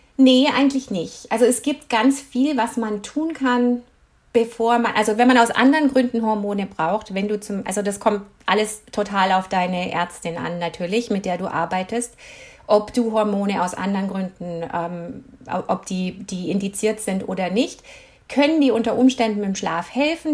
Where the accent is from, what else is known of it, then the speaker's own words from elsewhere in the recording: Germany; moved away as an adult; also born or lived in United States; now in Canada; ich bin Deutsche.